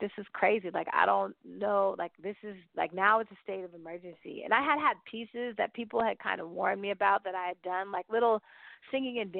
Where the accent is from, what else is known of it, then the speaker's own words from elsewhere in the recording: the Bay Area, California, United States; now in Brooklyn, United States; I didn't grow up in South Carolina, because I just visited and I grew up in the Bay